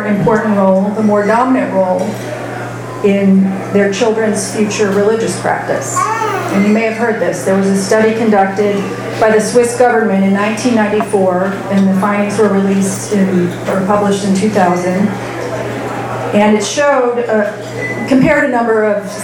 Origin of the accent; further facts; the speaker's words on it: Fort Wayne, Indiana, United States; I grew up in Fort Wayne, Indiana.